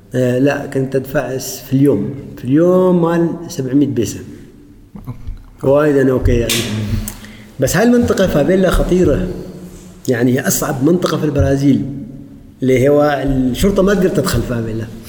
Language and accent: Arabic; Oman; اقول عمان